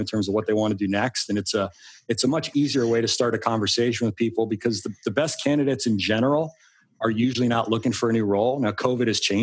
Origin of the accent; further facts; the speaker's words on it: Long Island, New York, United States; now in Arlington, Virginia, United States; I grew up on Long Island